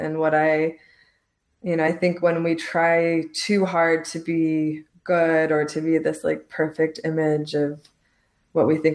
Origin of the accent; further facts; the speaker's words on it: Lebanon; also born or lived in Los Angeles, United States; now in Santa Teresa, Costa Rica; I'm from Lebanon and my family is Muslim